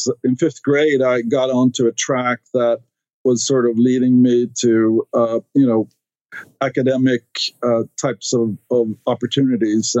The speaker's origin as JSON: {"language": "English", "town": "Stockholm", "region": "Stockholm County", "country": "Sweden", "tie": "born or raised there", "second_language": "English", "moved": "as an adult", "lives_now": "United States", "said": "I grew up in Sweden, in Stockholm, which is the capital of Sweden"}